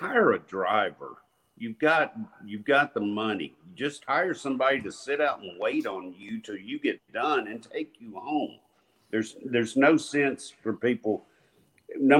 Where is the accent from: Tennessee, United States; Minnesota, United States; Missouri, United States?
Tennessee, United States; Nashville; we are from Metro Nashville